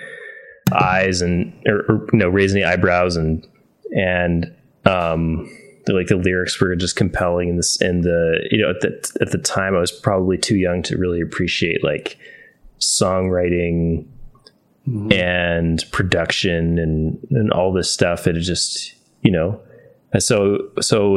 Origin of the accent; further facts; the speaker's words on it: Northern Connecticut, United States; also born or lived in Danbury, Connecticut; I moved from Northern Connecticut with my family to Danbury because my dad got a job in Norwalk.